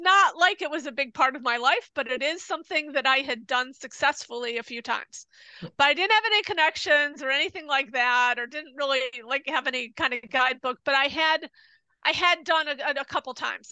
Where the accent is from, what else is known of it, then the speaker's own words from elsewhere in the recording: United States; now in Japan; I'm American